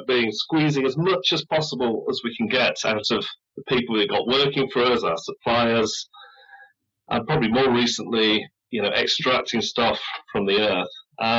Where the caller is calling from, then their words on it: United Kingdom; I'm in the UK.